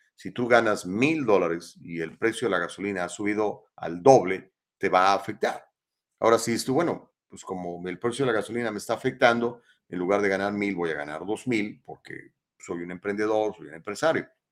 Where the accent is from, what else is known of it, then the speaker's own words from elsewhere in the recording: Mexico; now in United States; cuando era niño en México hace muchísimos años, porque tengo 58